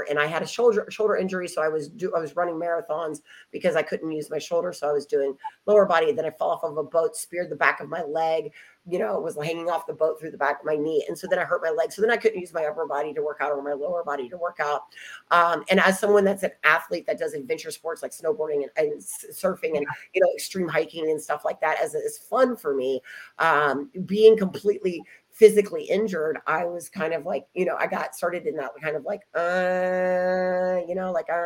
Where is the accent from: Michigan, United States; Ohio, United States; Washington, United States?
Ohio, United States; moved away; also born or lived in Dallas, Texas; I'm there in Ohio, which is my hometown